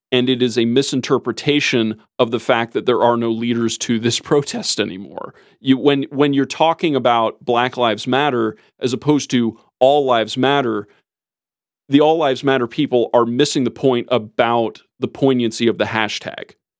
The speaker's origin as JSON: {"language": "English", "country": "United States", "said": "as an American"}